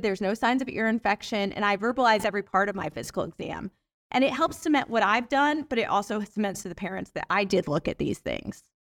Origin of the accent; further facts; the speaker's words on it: Atlanta, Georgia, United States; I'm from Atlanta